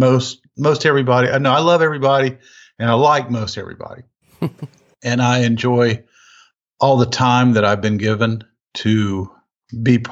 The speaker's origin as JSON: {"language": "English", "town": "Durham", "region": "North Carolina", "country": "United States", "tie": "born or raised there", "moved": "as an adult", "lives_now": "Nashville, United States", "said": "when I was at Duke University in my hometown of Durham"}